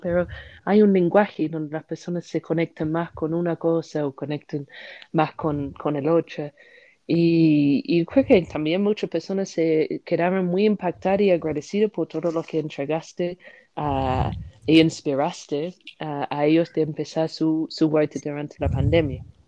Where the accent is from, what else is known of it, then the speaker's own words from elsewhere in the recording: United Kingdom; Spanish is a second language; moved away; soy una británica